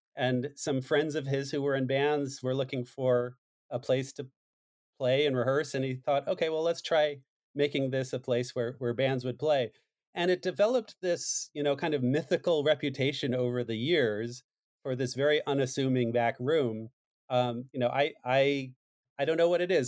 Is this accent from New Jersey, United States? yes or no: yes; New Jersey, United States; I'm from New Jersey. I live in Jersey City, which is right near Hoboken